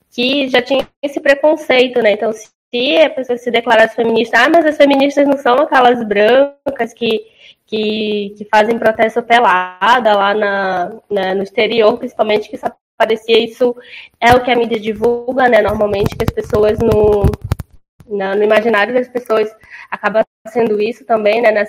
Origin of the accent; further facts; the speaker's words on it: Manaus, Amazonas, Brazil; como eu vim de Manaus e eu vim da periferia